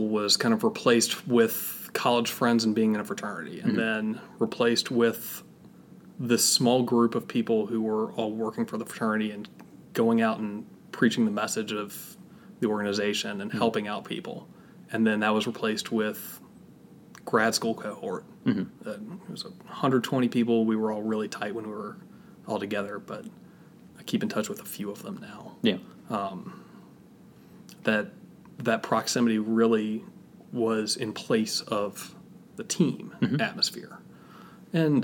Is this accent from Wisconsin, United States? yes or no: no; Richmond, Virginia, United States; moved away as an adult; also born or lived in Atlanta, Georgia; now in Greensboro, United States; I grew up in the Methodist Church at a great church in Richmond, Virginia, which is my hometown